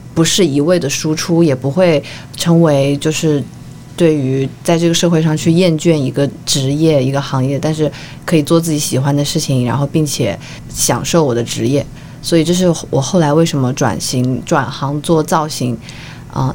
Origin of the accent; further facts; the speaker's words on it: Changsha, Hunan, China; now in Shanghai, China; 本身我是长沙人嘛